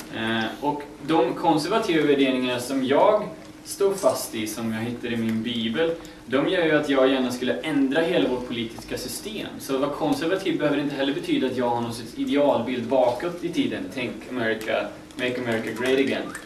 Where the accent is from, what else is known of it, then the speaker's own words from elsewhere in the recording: Västergötland, Västra Götaland, Sweden; now in Uppsala, Sweden; Jag kommer från Västergötland om det är någon som undrar var dialekt kommer ifrån